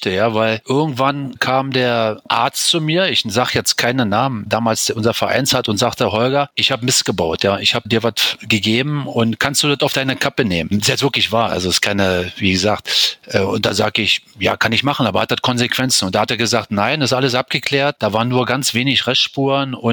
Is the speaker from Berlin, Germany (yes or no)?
yes; Berlin, Germany; moved away; also born or lived in Mallorca / Cologne / Kleve; in Berlin, in meiner Heimatstadt